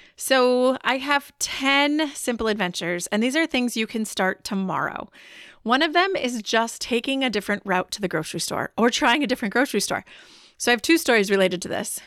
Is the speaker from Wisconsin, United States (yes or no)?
yes; Wisconsin, United States; I am from Wisconsin